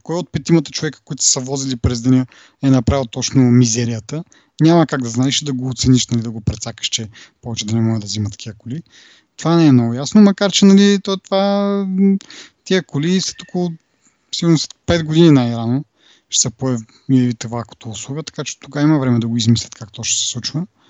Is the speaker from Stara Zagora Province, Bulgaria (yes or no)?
yes; Kazanlak, Stara Zagora Province, Bulgaria; в Казанлък, е, откъдето съм